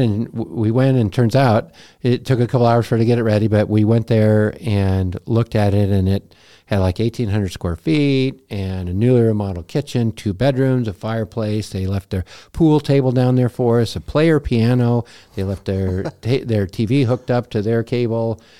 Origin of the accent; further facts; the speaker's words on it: Montana, United States; moved away as an adult; we're from Montana